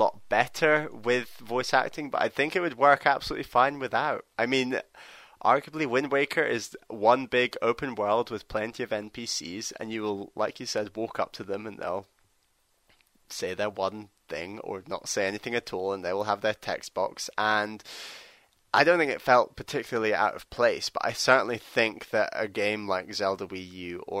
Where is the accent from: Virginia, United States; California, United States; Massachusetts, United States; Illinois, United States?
California, United States; Los Angeles; now in Washington, D.C., United States; I am from Los Angeles, but I currently live in Washington, D.C.